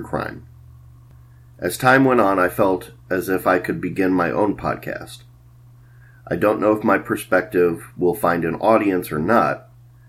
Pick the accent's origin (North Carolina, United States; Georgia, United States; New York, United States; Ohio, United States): Ohio, United States; Cleveland; now in Columbus, United States; I was born in Cleveland, Ohio. I currently reside in Columbus, Ohio